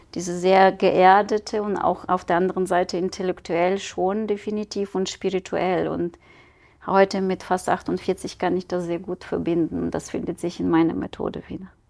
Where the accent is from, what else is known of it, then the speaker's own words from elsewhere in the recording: Ukraine; German is a second language; moved away as an adult; also born or lived in Kyiv, Ukraine; now in Düsseldorf, Germany; Ich bin geboren in der Ukraine